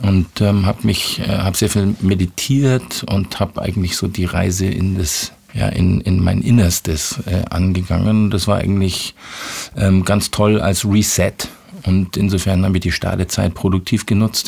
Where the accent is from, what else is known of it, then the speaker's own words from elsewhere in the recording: Munich, Bavaria, Germany; also born or lived in Ismaning / Chiemsee / Freising; ich bin in München aufgewachsen